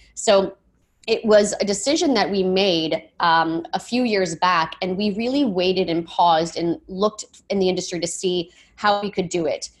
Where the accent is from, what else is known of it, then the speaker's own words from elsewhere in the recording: Michigan, United States; growing up in Michigan, um, good Miss Midwestern roots